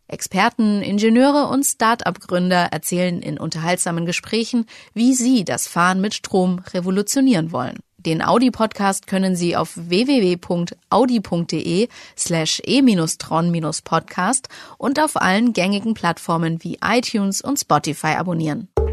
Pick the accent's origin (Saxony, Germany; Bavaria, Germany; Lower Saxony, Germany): Bavaria, Germany; Franconia; ich als Fränkin